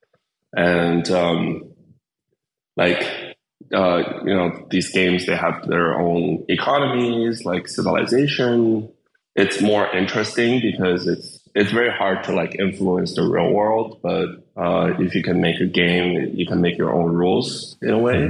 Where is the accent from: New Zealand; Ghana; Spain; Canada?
Canada; Windsor, Ontario; also born or lived in China / United Kingdom; I went to grade school in Canada and I, grew up there